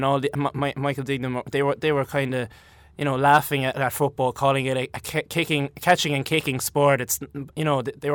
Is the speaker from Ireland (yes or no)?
yes; West Waterford, Munster, Ireland; I'm from Waterford first and foremost